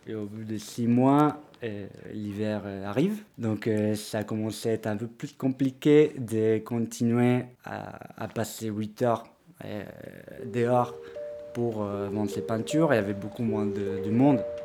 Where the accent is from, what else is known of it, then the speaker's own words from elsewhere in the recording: Córdoba, Argentina; French is a second language; moved away as an adult; now in Paris, France; Je viens de l'Argentine, d'une ville qui s'appelle Cordoba.